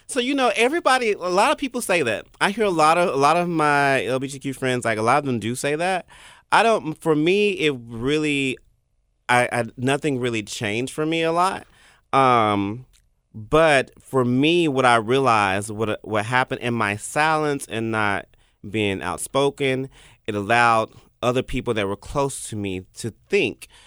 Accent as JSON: {"language": "English", "town": "Memphis", "region": "Tennessee", "country": "United States", "tie": "born or raised there", "said": "I've never lived outside of Memphis"}